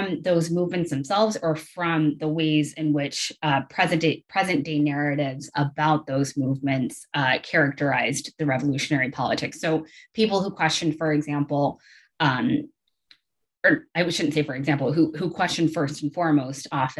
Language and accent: English; Atlanta, Georgia, United States; moved away as an adult; also born or lived in South Carolina / Southeast United States; now in Lewiston, United States; I am originally from Atlanta